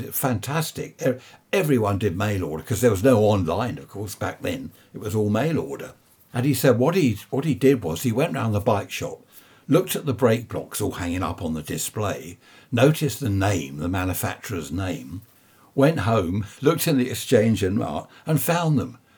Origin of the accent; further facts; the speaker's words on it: United Kingdom; being British, that's all we talk about is the weather